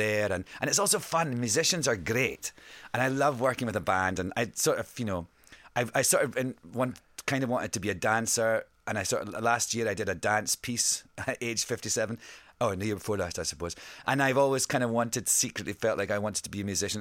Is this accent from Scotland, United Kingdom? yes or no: yes; Scotland, United Kingdom; accent: Scottish; I sing with my Scottish accent